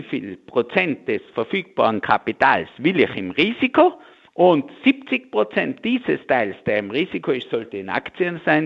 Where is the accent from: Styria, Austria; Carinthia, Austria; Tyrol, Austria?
Tyrol, Austria; bei uns in Tirol